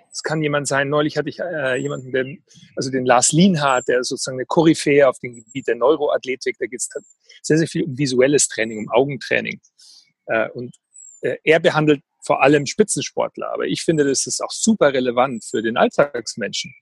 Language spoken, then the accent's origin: German; Weilheim, Bavaria, Germany; ich bin groß geworden hier in der Nähe von in Oberbayern, in Weilheim